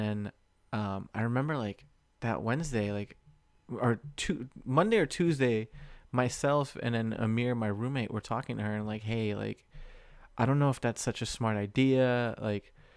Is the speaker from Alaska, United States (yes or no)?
no; Springfield, Virginia, United States; now in Southern California, United States; my hometown is north like Springfield, Virginia, Northern Virginia DMV, right? So right outside of DC